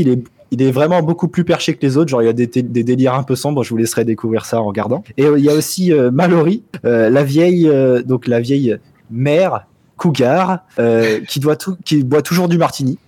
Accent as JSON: {"language": "French", "country": "France", "said": "Chez nous en France"}